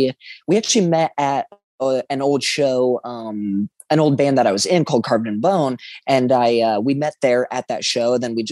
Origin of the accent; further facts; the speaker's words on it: Spokane, Washington, United States; also born or lived in Roseville, California / Minnesota; I definitely say the majority of my life definitely lived in Spokane. I was born in Roseville, California. Me and my parents, you know, lived there for a little bit. We moved over to Minnesota for a short while and then came up here.